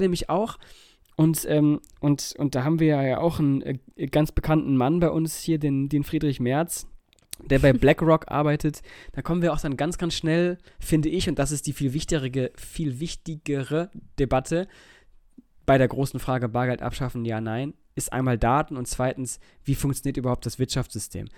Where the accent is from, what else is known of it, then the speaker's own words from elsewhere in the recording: Germany; bei uns in Deutschland